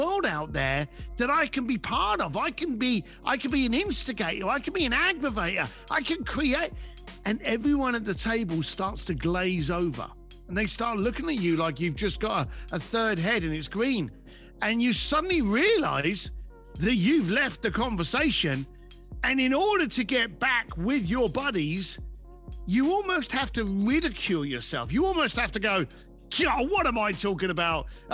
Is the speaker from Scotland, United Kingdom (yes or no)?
no; London, United Kingdom; as a young lad growing up in East London with no money